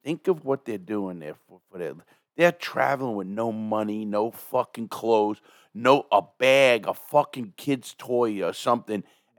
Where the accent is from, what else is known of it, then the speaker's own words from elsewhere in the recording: New York, United States; I know I come from New York, you know, a lot of our friends